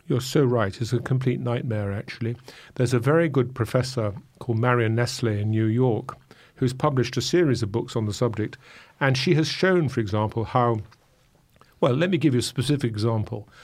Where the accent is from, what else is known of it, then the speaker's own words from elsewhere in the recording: England, United Kingdom; I'm an Englishman